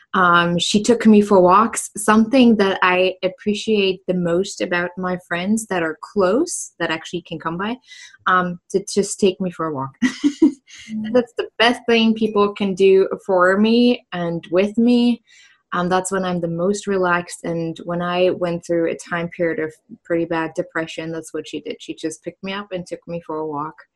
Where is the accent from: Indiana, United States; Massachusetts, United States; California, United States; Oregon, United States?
Indiana, United States; Indianapolis; I'm from Indianapolis, Indiana.